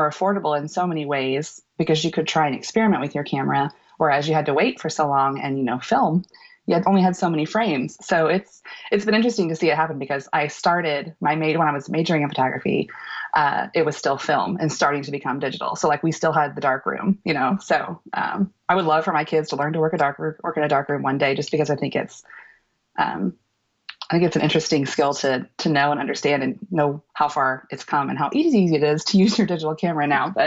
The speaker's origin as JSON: {"language": "English", "region": "Missouri", "country": "United States", "tie": "born or raised there", "also_born_or_lived": "San Diego", "lives_now": "Kansas City, United States", "said": "about an hour north of Kansas City and met my husband in college um, at a state university here in Missouri. And we've lived in Kansas City pretty much ever since."}